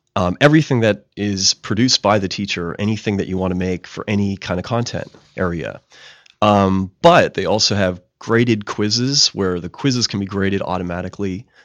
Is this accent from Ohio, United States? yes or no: no; Pittsburgh, Pennsylvania, United States; moved away; also born or lived in West Virginia; I'm originally from Pittsburgh, Pennsylvania